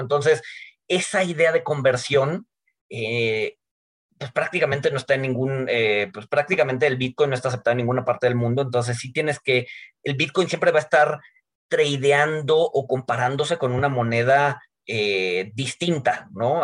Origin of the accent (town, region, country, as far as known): Mexico